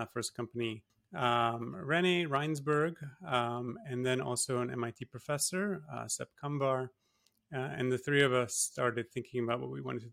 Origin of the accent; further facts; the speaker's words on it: Singapore; moved away as an adult; also born or lived in Toronto, Canada / Massachusetts, United States; My parents are Polish, but I was born and raised in Singapore. So I grew up there.